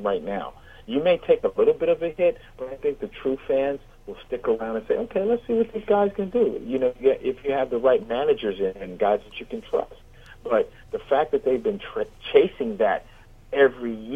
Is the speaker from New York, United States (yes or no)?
no; Los Angeles, California, United States; when I was growing up in Los Angeles